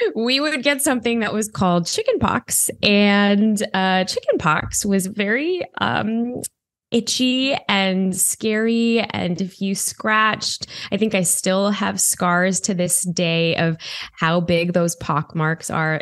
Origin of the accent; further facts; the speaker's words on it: Chicago, Illinois, United States; I grew up in Chicago